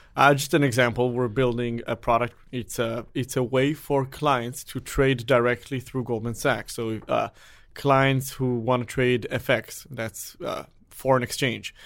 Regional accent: Israel; moved away; I am originally from Israel, where everyone has to go to the military.

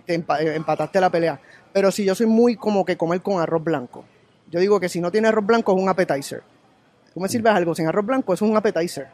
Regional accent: Puerto Rico; soy de Puerto Rico

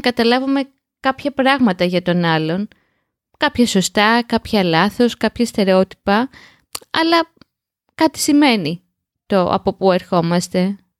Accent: Piraeus, Attica, Greece; γεννήθηκα και μεγάλωσα στον Πειραιά

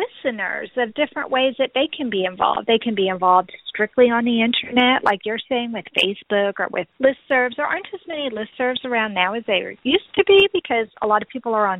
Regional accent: Texas, United States; also born or lived in Florida; I was originally from Texas.

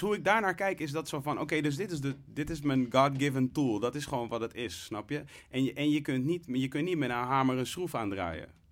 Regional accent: Leusden, Utrecht, Netherlands; also born or lived in Amsterdam; ik ben opgegroeid in Leusden in een, veel, hè, in een overwegend witte gemeenschap

